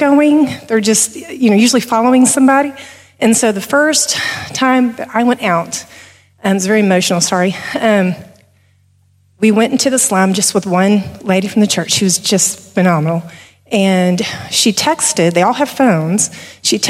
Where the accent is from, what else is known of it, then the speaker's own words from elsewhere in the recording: Texas, United States; we're from Texas